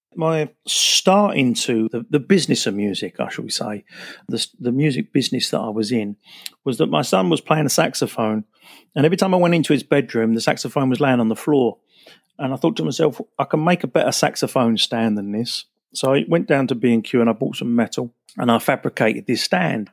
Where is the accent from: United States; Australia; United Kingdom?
United Kingdom; Basildon, East of England; also born or lived in Billericay; I was actually born in Essex. I was born in Billericay, nineteen sixty-five